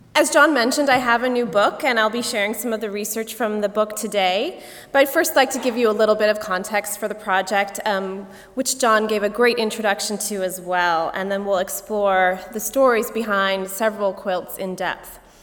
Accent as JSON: {"language": "English", "town": "Goshen", "region": "Indiana", "country": "United States", "tie": "born or raised there", "moved": "as an adult", "lives_now": "Pennsylvania, United States", "said": "my hometown of Goshen"}